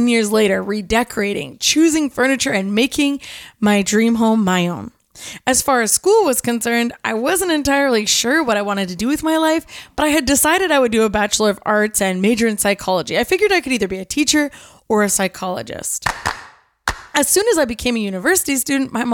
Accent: Kelowna, British Columbia, Canada; Growing up in Kelowna, especially as someone who was raised in the church

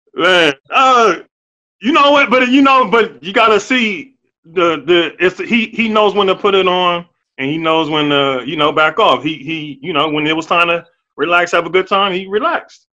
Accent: Ohio, United States; I grew up in Ohio

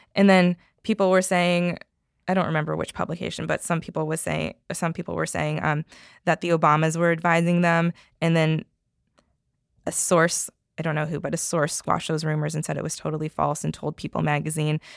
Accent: Canada; moved away; I am from Canada originally and I have a lot of family there

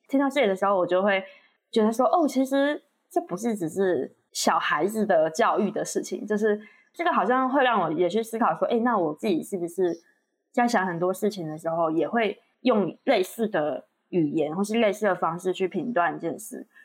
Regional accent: Taiwan; 我以前也是台湾教育长大的

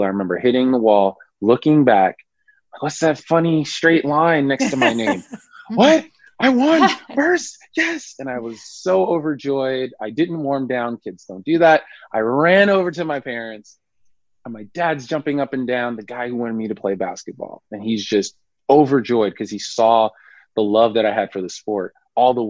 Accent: Irvington, New Jersey, United States; I grew up in Irvington, New Jersey

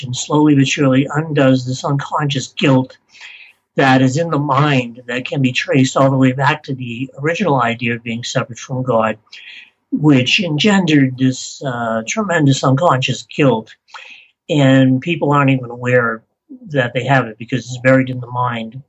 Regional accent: Beverly, Massachusetts, United States; born or raised there; moved away; also born or lived in Salem, Massachusetts

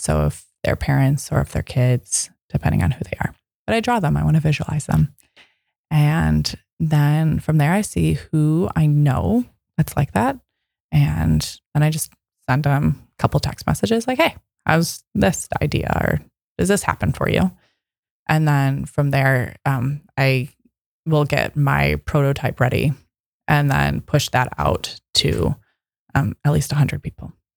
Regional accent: Midwest, United States; now in Seattle, United States; I'm from the Midwest.

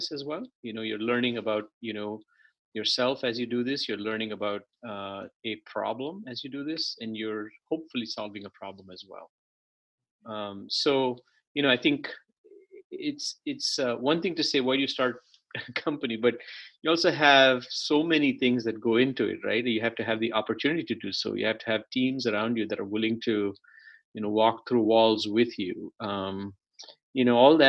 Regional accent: India; moved away as an adult; also born or lived in Chennai; now in United States; I grew up in India. I was born in a city that's now called Chennai. And I grew up, you know, a few different cities.

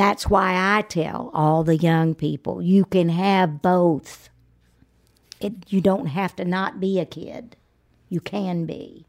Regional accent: Georgia, United States; moved away; Because I'm from there. And I thought, well, one day my hometown, they're gonna induct me into that Hall of Fame

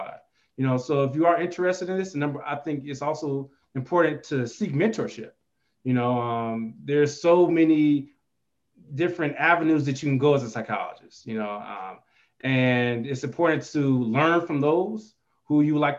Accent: Chicago, Illinois, United States; now in Albuquerque, United States; I'm originally from the Chicagoland area

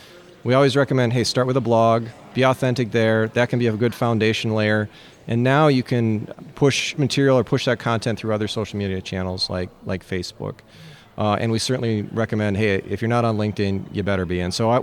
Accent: Minnesota, United States; Yeah, so I'm from Minnesota. I need a hockey reference.

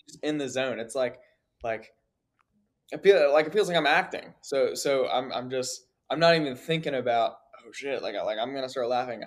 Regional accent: Virginia, United States; I'm from Virginia, small town.

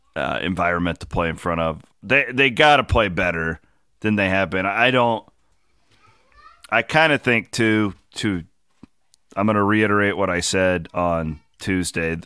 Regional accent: Southwest Iowa, United States; half my family are Chiefs fans growing up in Southwest Iowa

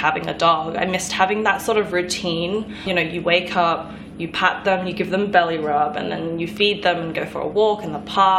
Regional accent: Sydney, New South Wales, Australia; moved away as an adult; also born or lived in South Korea; now in New York, United States; I was born and raised in Sydney. So all my life I had been in Sydney. I lived in Asia for a little bit, for about 8 months in South Korea.

